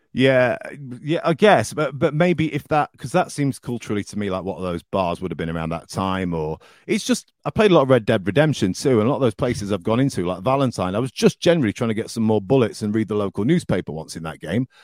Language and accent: English; the north of England, United Kingdom; accent: northern; moved away; my accent the next day was well northern